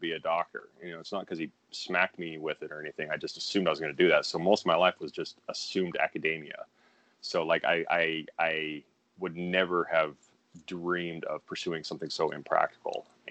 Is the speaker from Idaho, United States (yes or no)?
yes; Pocatello, Idaho, United States; moved away as an adult; also born or lived in Colorado; now in Los Angeles, United States; that's where I spent kindergarten through senior year high school. So it's very safe to say I spent most of my life in Pocatello, Idaho